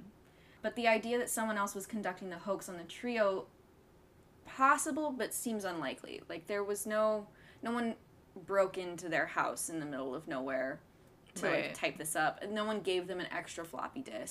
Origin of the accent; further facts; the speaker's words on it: Williamsburg, Virginia, United States; growing up in Colonial Williamsburg